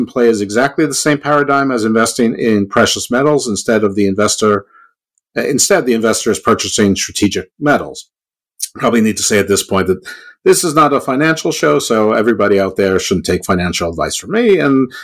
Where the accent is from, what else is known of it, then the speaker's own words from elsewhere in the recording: United States; I'm American.